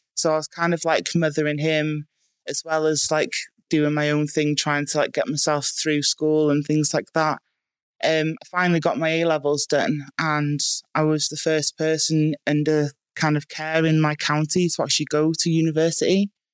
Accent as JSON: {"language": "English", "town": "Bangor", "region": "Wales", "country": "United Kingdom", "tie": "born or raised there", "said": "I was born in Bangor in North Wales"}